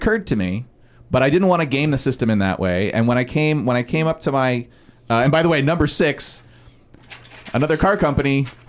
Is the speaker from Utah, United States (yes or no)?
no; Los Angeles, California, United States; I grew up on Mandeville Canyon.